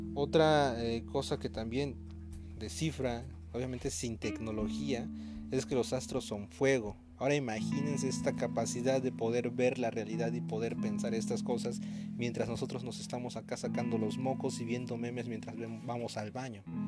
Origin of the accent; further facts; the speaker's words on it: Veracruz, Mexico; also born or lived in Guerrero; yo soy de Veracruz, pero doy clases en Guerrero